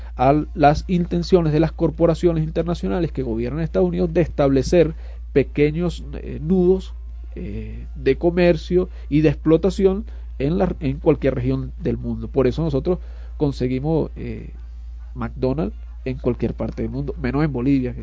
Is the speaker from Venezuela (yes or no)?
yes; Venezuela